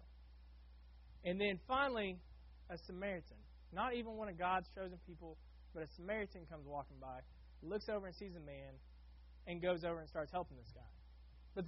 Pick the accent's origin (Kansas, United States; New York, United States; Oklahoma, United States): Oklahoma, United States; now in Florida, United States; I grew up in Oklahoma working at an automotive shop.